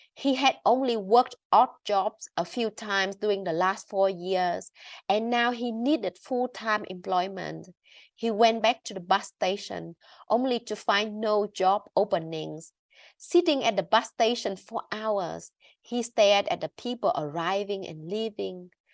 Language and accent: English; Vietnam; growing up in Vietnam and being educated in Vietnam